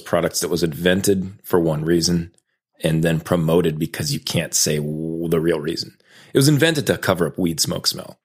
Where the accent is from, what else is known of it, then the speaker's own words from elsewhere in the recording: Raleigh, North Carolina, United States; I was raised in North Carolina. Uh, I went to a magnet school downtown Raleigh